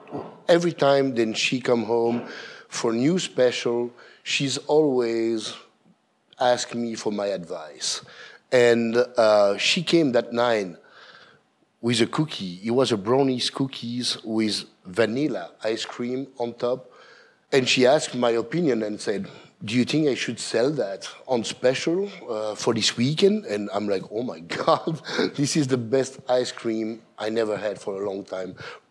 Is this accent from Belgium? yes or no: yes; Belgium; English is a second language; I came from Belgium and tried to cook a lot of fancy food, and everybody talked about this burger. So when I opened Brussels Cafe, I cook mussels and burger.